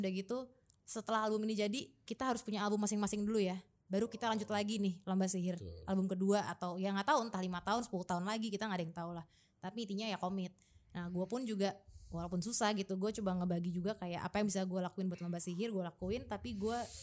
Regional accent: Jakarta, Indonesia; Jakarta, kita lahir di Jakarta.

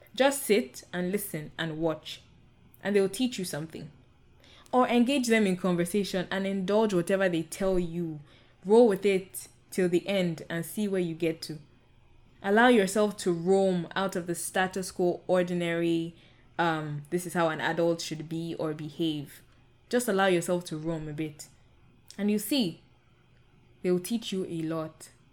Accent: Nigeria; I'm Nigerian, and I I come from the Yoruba um, ethnic group

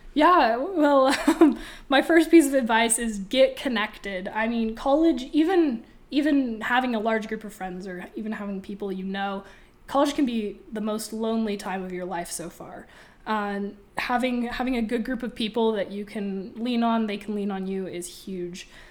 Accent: Boise, Idaho, United States; now in Moscow, United States; I'm also from Boise

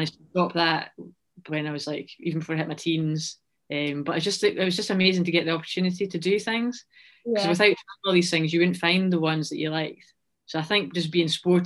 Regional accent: Scotland, United Kingdom; I'm a Scottish runner

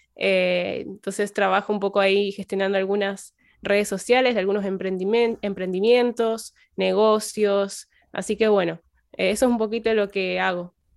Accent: Piamonte, Santa Fe, Argentina; soy de Piamonte, provincia de Santa Fe, es un pueblito muy chiquito

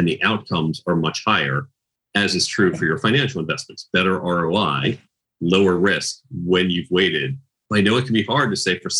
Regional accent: outside Chicago, Illinois, United States; I grew up outside Chicago

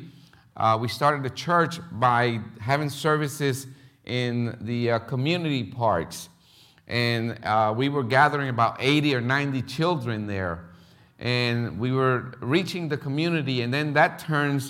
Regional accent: Philadelphia, Pennsylvania, United States; English is a second language; moved away as an adult; also born or lived in Puerto Rico / Florida; now in Paraguay; I was raised in North Philly

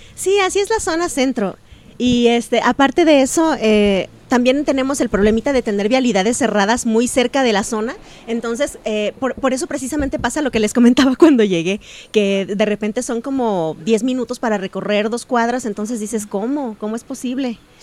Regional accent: Mexico; aquí en México, evidentemente, hay comunidades argentinas y francesas, pero pues somos mexicanos

